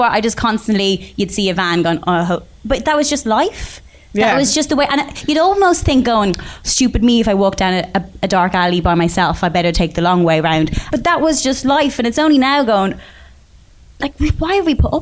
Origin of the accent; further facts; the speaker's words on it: Bray, Leinster, Ireland; I'm from Bray